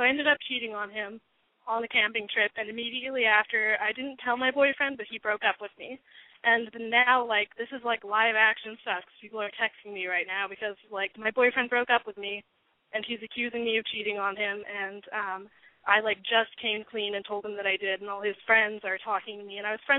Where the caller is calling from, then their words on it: Albuquerque, New Mexico, United States; I'm calling from Albuquerque